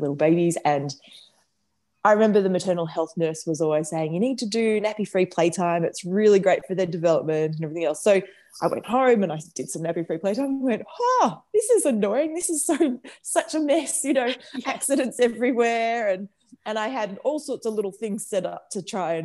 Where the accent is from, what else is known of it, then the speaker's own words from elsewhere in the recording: Bendigo, Victoria, Australia; also born or lived in Melbourne; we grew up in Melbourne until I was 10, and then we moved to Bendigo because my mum and dad bought a motel and restaurant up there